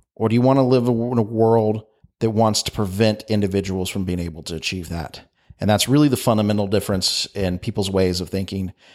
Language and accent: English; United States; I'm American